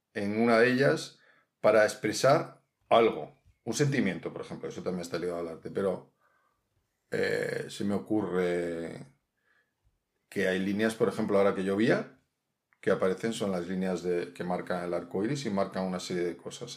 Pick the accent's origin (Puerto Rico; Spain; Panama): Spain; Mediterranean coast; now in Madrid, Spain; Yo, que soy del Mediterráneo